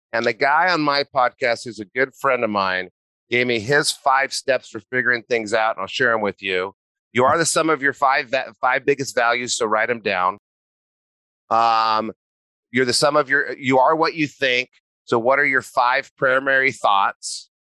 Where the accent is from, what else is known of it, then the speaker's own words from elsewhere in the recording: New Mexico, United States; moved away as an adult; also born or lived in Santa Barbara, California; I grew up in New Mexico.